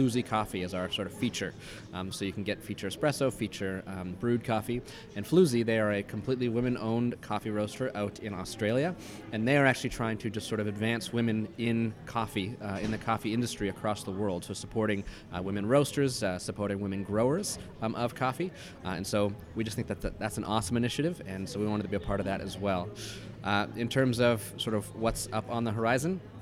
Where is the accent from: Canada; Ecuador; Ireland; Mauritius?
Canada; Winnipeg, Manitoba; we are all from Winnipeg. We're all proud Winnipeggers